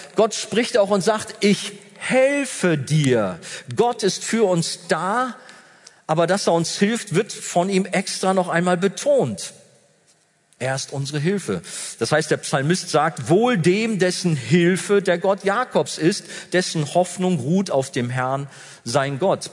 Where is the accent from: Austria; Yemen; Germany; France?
Germany; Wir haben ja als Deutsche